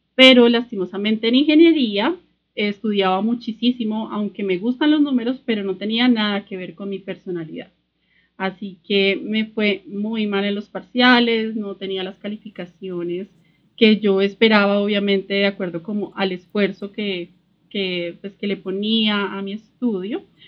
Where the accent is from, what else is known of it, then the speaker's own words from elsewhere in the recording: Sogamoso, Boyacá, Colombia; moved away as an adult; also born or lived in London; soy sogamoseña, que crecí muy cerca a la naturaleza, en una familia emprendedora, soy colombiana